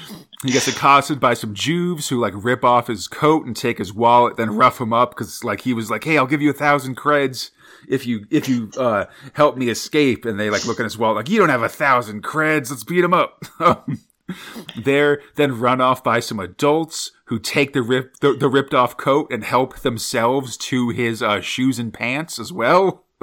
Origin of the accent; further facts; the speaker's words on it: San Francisco, California, United States; I'm from San Francisco, where there's Hate Street with a G, where all the hippies live.